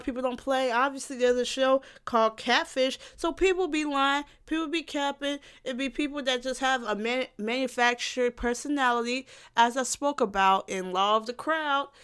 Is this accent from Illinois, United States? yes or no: yes; South Suburbs of Chicago, Illinois, United States; I'm not from Chicago. I'm, like, from, from the South Suburbs